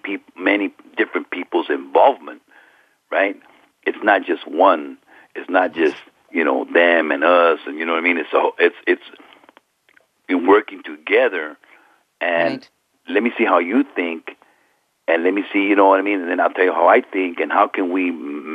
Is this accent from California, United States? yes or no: yes; California, United States; And I'm a Norteño. I'm from Northern California. I'm a street gang member from Northern California.